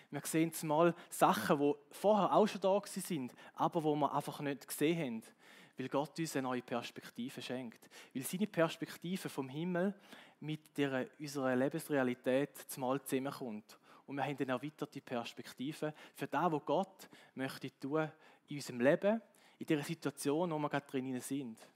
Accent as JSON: {"language": "German", "country": "Switzerland", "said": "und als Schweizer habe ich das Gefühl gehabt, oder die Schweizer Mentalität ist so, wir können eigentlich gut mit dem leben, wir können in unseren vier Wänden leben"}